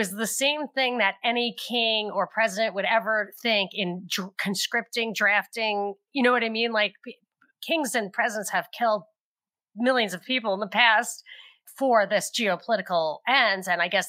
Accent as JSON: {"language": "English", "region": "New York", "country": "United States", "said": "And I'm a New Yorker. I might even have lived in New York back then."}